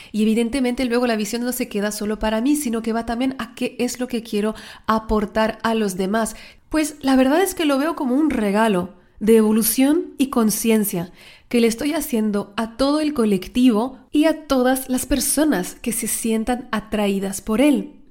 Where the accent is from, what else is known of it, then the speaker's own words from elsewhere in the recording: France; Spanish is a second language; also born or lived in Mexico; Las que no me conocéis, soy francesa, aunque el acento parece de Latinoamérica, una mezcla rara. Viví en México un tiempo.